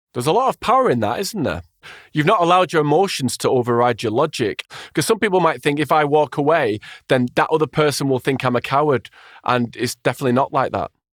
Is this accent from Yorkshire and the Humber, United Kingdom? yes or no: no; Wigan, North West England, United Kingdom; I'm from Wigan